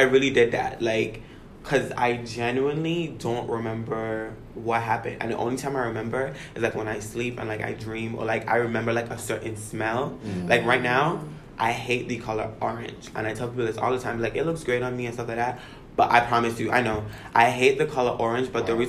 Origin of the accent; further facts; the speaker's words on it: U.S. Virgin Islands; I grew up in the Virgin Islands, where I guess the Caribbean culture is completely different from American culture.